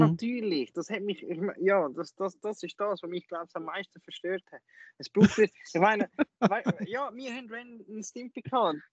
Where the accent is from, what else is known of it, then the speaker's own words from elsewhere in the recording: Lucerne, Switzerland; bei uns in Luzern